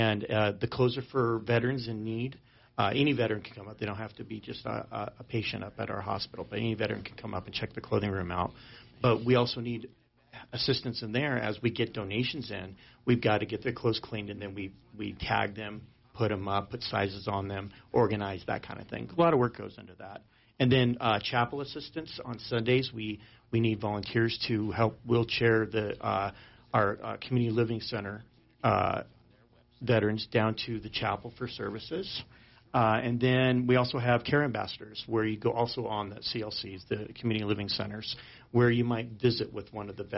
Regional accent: Sheridan, Wyoming, United States; moved away as an adult; I grew up here in Sheridan. I was born here

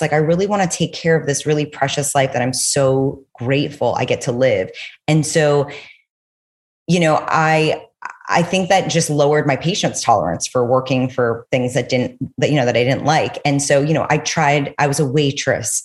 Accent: New York City, New York, United States; also born or lived in Los Angeles; I'm from New York City. I went to college in LA. And right after I graduated, I went back home to New York

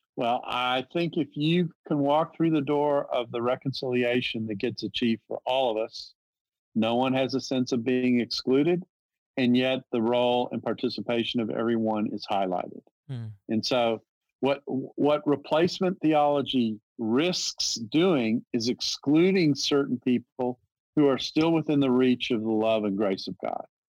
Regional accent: the South, United States; I'm from the South

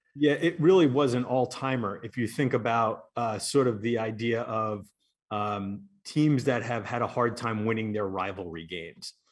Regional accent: New York, United States; growing up in New York and, and in Queens is not exactly a place where you find a lot of college football fans

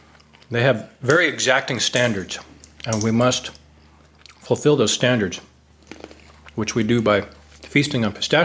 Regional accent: United States; now in Hanoi, Vietnam; because I'm an American

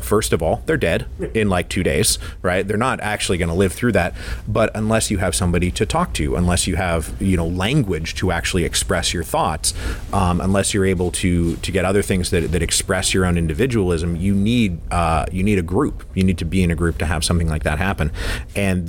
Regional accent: Redmond, Washington, United States; I'm actually from Redmond, Washington. Like Microsoft was planted in my backyard when I was like 6 years old, and I watched it grow up

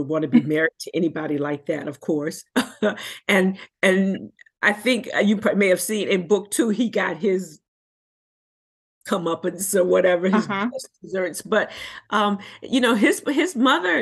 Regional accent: Washington, District of Columbia, United States; I was born and raised in Washington, D.C.

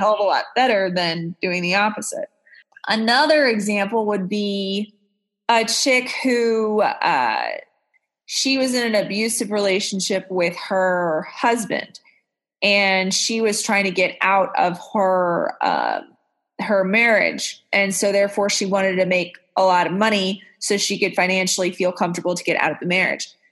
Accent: Texas, United States; moved away; also born or lived in Orange County, California; I grew up in Texas

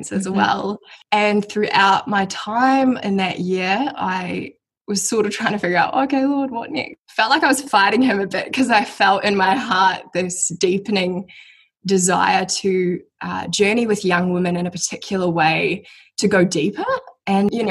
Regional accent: Mount Maunganui, Bay of Plenty, New Zealand; I am 23 and I am from New Zealand. So I grew up in Mount Maunganui, which is like a coastal town here.

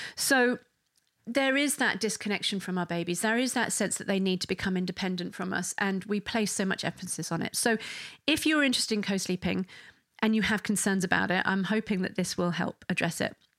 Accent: England, United Kingdom; I'm English

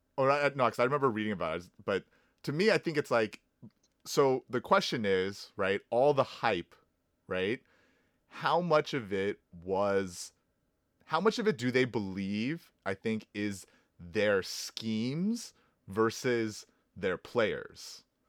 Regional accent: Houston, Texas, United States; I am from Houston, and our team is called the Houston Texans

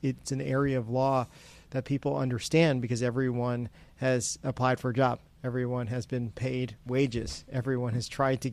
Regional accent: Florida, United States; moved away as an adult; also born or lived in Boca Raton, Florida; now in Washington, D.C., United States; I grew up in Florida. I was a Florida man, happily living in Boca Raton, Florida, in Palm Beach County

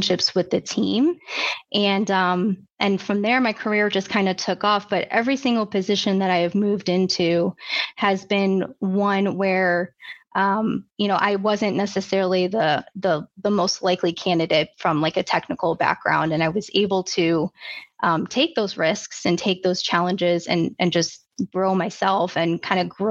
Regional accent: Chicago, Illinois, United States; I grew up outside of Chicago, suburb outside of Chicago

